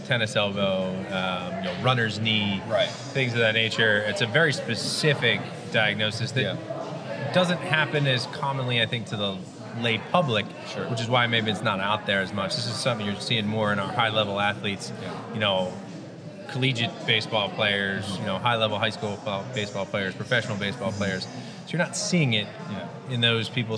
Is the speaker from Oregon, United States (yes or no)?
no; New Jersey, United States; also born or lived in central Massachusetts; born and raised in the South Jersey area where I practice